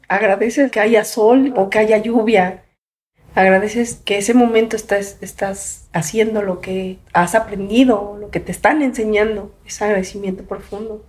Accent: Mexico City, Mexico; Nací en la Ciudad de México

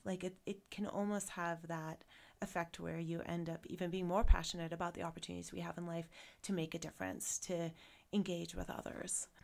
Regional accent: South Africa; moved away as an adult; now in Jackson, United States; Water was always an issue when I was growing up there

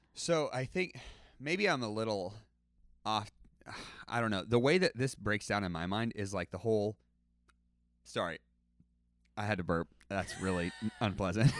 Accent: United States; I'm an American

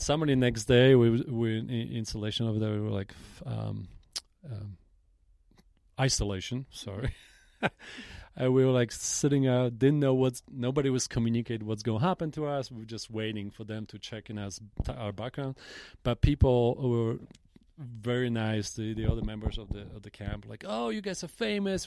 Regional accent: Jelenia Góra, Lower Silesian Voivodeship, Poland; in Poland, and I grew up in Jelenia Góra

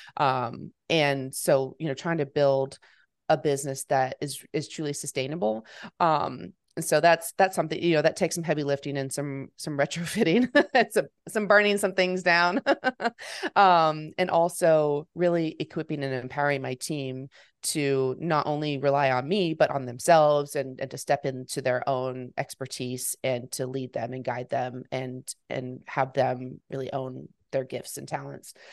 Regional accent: Fort Worth, Texas, United States; moved away as an adult; also born or lived in Memphis, Tennessee; I'm born and raised in Fort Worth, I'm back here now after college

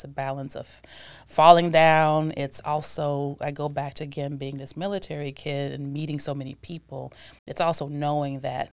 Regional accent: Milwaukee, Wisconsin, United States; born there; No, I was born in Milwaukee, and I'm an Army brat.

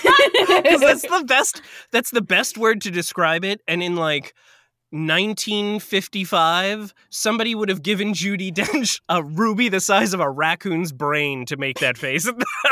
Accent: New York, United States; In the same way that, like, 9/11 and I'm a New Yorker, I can say this.

